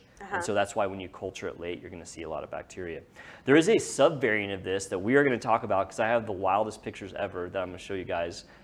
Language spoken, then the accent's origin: English; Lewisville, Texas, United States; I grew up on the lake. I grew up there.